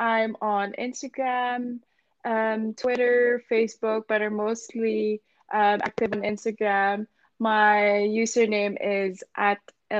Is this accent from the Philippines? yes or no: yes; Philippines; now in London, United Kingdom; how I did it and how I came from the Philippines to London, basically my story.